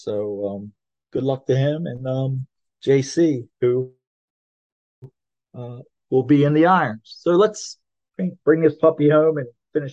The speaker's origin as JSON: {"language": "English", "region": "Maryland", "country": "United States", "accent": "Southern", "said": "I'm from Maryland."}